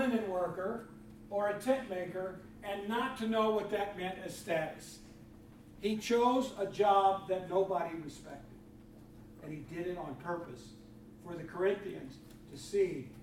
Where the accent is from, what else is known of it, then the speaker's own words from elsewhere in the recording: Freeport, Illinois, United States; I grew up in Freeport, Illinois.